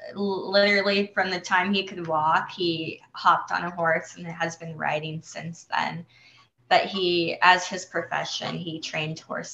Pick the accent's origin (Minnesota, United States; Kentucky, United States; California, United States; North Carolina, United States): California, United States; San Diego; first language Spanish; English is a second language; I'm Mexican-American, grew up in San Diego, which is, considered a border town. And my mother was born in Mexico, migrated to the U.S. When she was a teenager with her family.